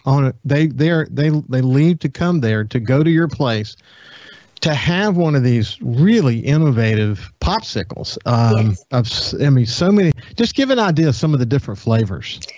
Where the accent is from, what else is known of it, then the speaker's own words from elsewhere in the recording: Gulfport, Mississippi, United States; grow up in Gulfport